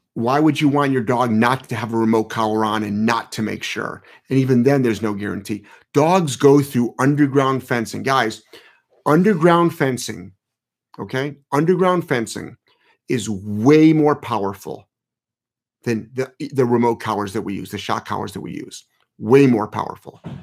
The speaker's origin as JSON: {"language": "English", "town": "Cleveland", "region": "Ohio", "country": "United States", "said": "I'm from Ohio. So I'm from Ohio. I actually, Um, I'm from Cleveland."}